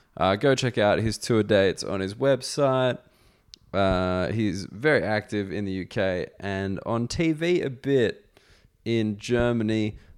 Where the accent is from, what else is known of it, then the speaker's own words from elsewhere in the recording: Australia; Because, you know, I'm coming from Australia. I'm not really thinking about the whole European conflict history, like that kind of history.